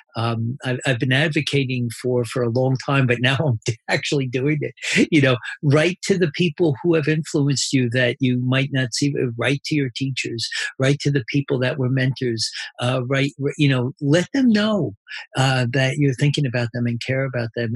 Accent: New Jersey, United States; I'm from New Jersey

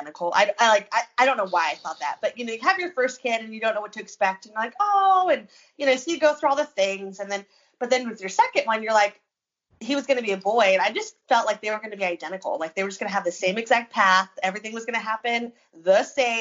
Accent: California, United States; moved away; I grew up in California

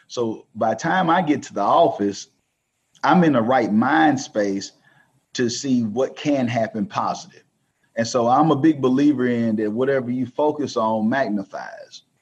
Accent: the South, United States; growing up in the South, it's you know, of course, you understand racism

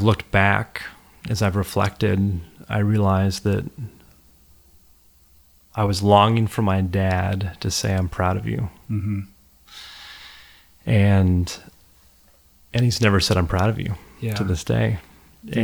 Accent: Los Angeles, California, United States; Well, you know, I grew up in Los Angeles, and I really didn't grow up in a particularly spiritual home at all as a kid.

